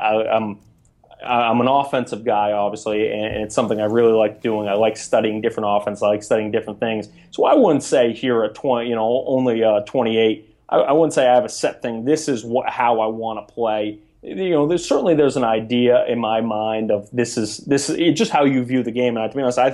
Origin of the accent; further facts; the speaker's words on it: Maine, United States; moved away as an adult; also born or lived in New York / New Jersey; University of Maine, my home state, for 2 years